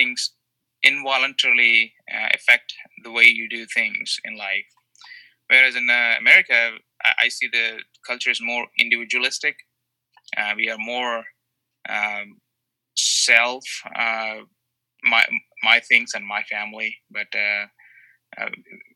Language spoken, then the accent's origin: English; India; moved away as an adult; also born or lived in Canada / Connecticut; now in South Carolina, United States; I was born in India and raised in a Christian home. And I did most of my studies in India